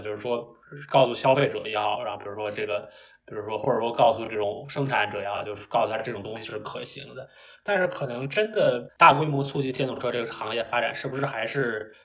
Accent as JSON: {"language": "Chinese", "region": "Beijing", "country": "China", "moved": "as an adult", "lives_now": "United States", "said": "我本身是北京人，然后 当然我这个四，五年前就到美国来读书"}